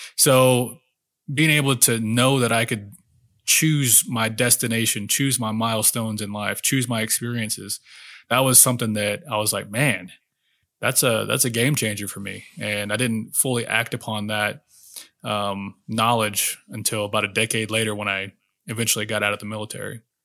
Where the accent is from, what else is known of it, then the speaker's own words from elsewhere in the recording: Oklahoma, United States; I grew up in Oklahoma, a real small town